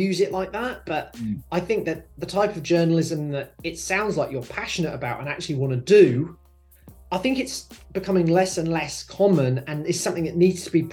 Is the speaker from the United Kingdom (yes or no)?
yes; United Kingdom; now in Sydney, Australia; I'm from the United Kingdom